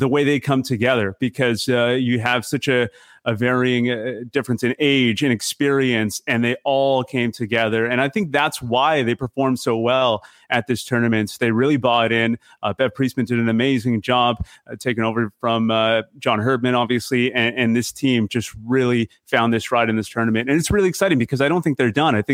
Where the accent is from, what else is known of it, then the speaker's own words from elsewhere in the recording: Vancouver, British Columbia, Canada; moved away; also born or lived in Winnipeg; I'm from Vancouver originally